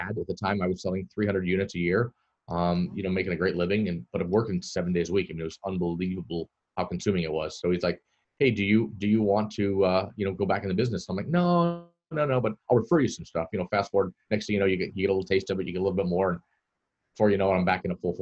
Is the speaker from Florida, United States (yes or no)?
yes; Florida, United States; also born or lived in Netherlands; I'm born and raised in Florida